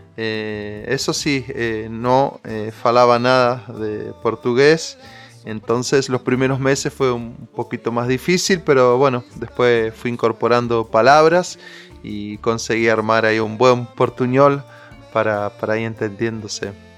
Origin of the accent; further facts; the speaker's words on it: María Teresa, Santa Fe, Argentina; allá en, mi pueblo María Teresa, al sur de la provincia de Santa Fe